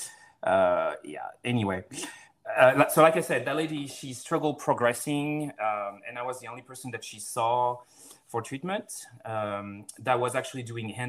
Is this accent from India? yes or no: no; France; moved away as an adult; also born or lived in Florida, United States; now in Seattle, United States; I'm originally from France, and I went to PT school in the U.S., down in Florida, and ended up staying here